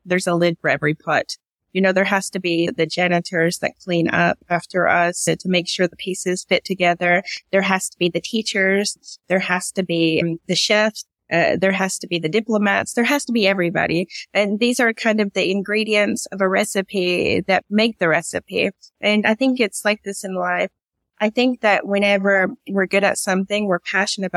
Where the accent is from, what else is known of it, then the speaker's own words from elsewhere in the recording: East Tennessee, United States; moved away as an adult; now in Riyadh, Saudi Arabia; I grew up in a little small mountain area in East Tennessee